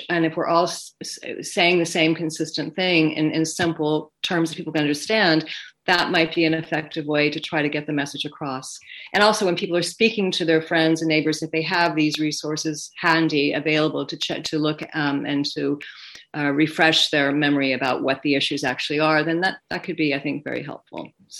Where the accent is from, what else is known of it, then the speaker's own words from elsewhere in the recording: United States; moved away as an adult; now in Scotland; obviously I'm not from Scotland originally. I'm American. I'm a dual citizen.